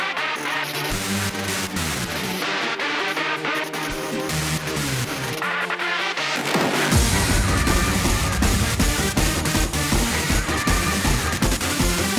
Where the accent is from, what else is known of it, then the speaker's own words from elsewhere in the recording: Norwich, East of England, United Kingdom; I'm from Norwich